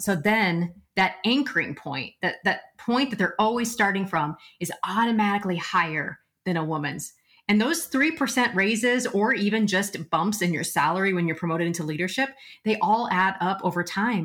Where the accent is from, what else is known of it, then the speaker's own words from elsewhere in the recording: Nebraska, United States; also born or lived in Omaha; I'm from Nebraska